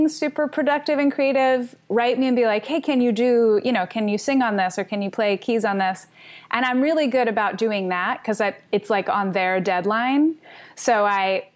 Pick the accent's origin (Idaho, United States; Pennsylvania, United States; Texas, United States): Pennsylvania, United States; Philadelphia; I grew up in Philadelphia